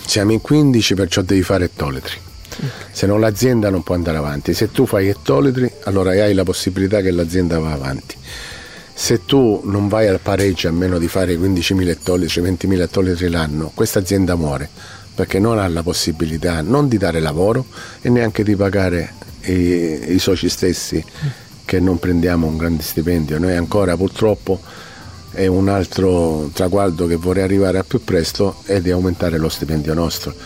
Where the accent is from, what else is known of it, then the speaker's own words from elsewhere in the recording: Sicily, Italy; come siciliano